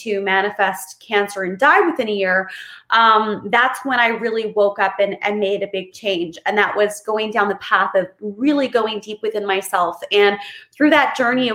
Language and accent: English; Kamloops, British Columbia, Canada; moved away; I'm in Kamloops, BC, Canada, which is my hometown that I grew up